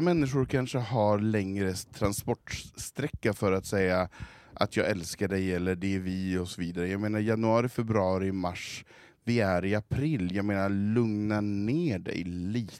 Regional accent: Svedjan, Sweden; hemma i Svedjan

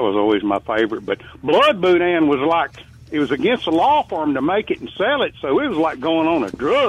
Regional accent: Greenville, Mississippi, United States; now in Kosciusko, United States; I grew up in Greenville, Mississippi.

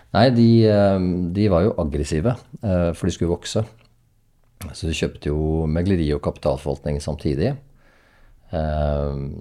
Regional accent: Hadeland, Innlandet, Norway; also born or lived in Oslo; now in Oppegård, Norway; jeg kommer fra Hadeland

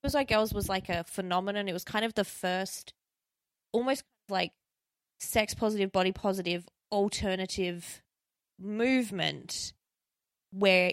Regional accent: South Australia, Australia; my home state of South Australia.

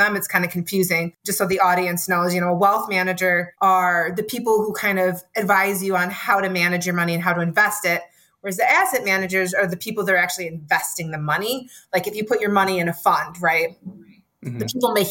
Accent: Michigan, United States; also born or lived in Chicagoland area, Illinois; I was born in the Chicagoland area. I was raised in Michigan

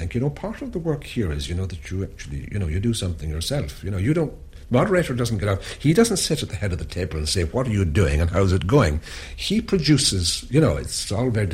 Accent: Ireland; as an Irish person

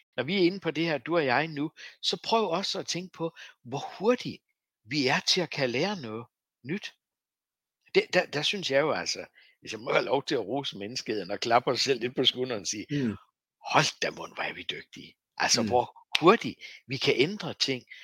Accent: Læsø, North Denmark Region, Denmark; Jeg voksede op på Læsø

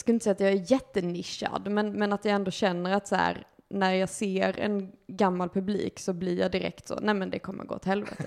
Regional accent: Lund, Skåne, Sweden; moved away as an adult; now in Malmö, Sweden; jag kommer från Lund

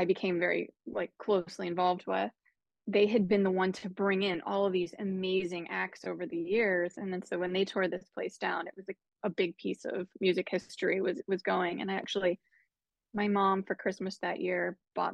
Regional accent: Pittsburgh, Pennsylvania, United States; I grew up in Pittsburgh.

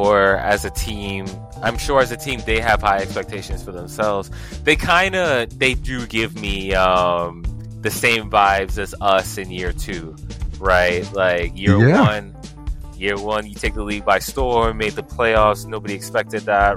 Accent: Virginia, United States; I grew up in Virginia.

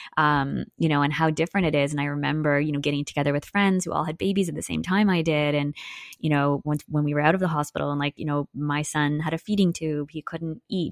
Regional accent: Newmarket, Ontario, Canada; I grew up in Newmarket, Ontario

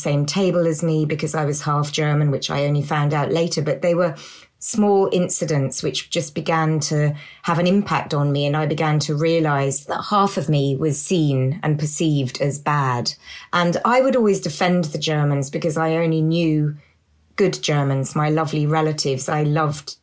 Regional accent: south of England, United Kingdom; I grew up in England, in the south of England

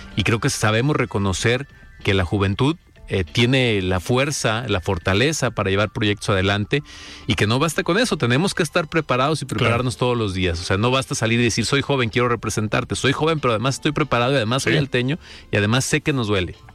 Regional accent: Los Altos de Jalisco, Mexico; somos los salteños una mm, región muy especial

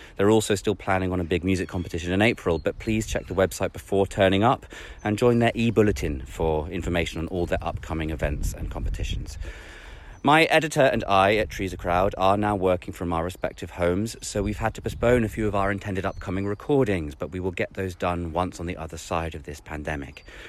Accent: New Forest, South East England, United Kingdom; I grew up in the New Forest

